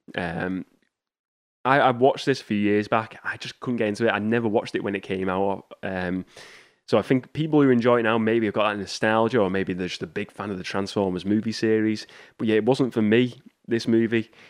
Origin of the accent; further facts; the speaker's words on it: United Kingdom; my hometown got rid of, um, W H Smith's. So they don't have an, here in the U K